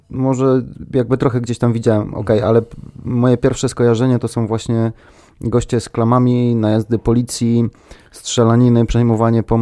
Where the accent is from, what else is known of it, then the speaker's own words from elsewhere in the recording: Bytom, Silesian Voivodeship, Poland; jestem z Bytomia.